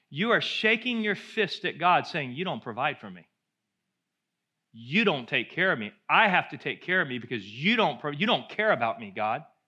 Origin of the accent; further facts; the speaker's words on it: United States; as Americans, we love our cars